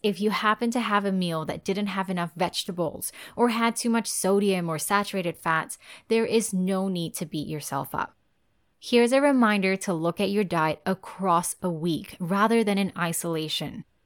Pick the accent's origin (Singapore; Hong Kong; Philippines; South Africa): Singapore; as a Singaporean and as a nutritionist